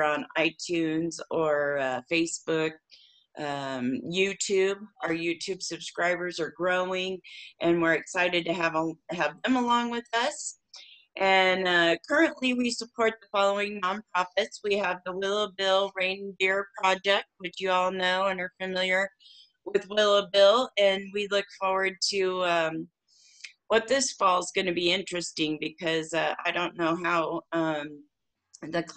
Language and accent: English; Warsaw, Indiana, United States; in my hometown, Warsaw, Indiana